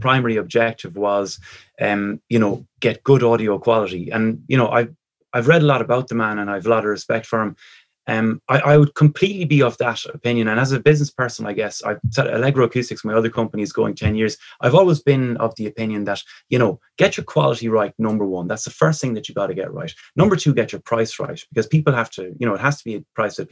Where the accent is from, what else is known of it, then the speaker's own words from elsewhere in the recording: Ireland; we're Irish